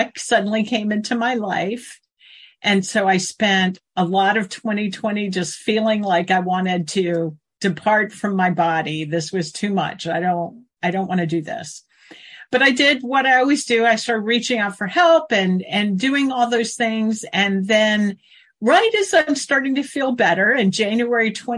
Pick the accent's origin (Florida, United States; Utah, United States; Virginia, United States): Virginia, United States; Tidewater; also born or lived in Maryland; I grew up in Tidewater, Virginia